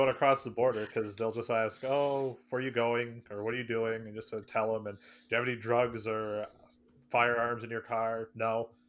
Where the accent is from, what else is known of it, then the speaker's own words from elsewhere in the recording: Bolton, Vermont, United States; Well, I mean, me and AJ grew up in, there wasn't even a stoplight. We had a gas station. Because we grew up in Bolton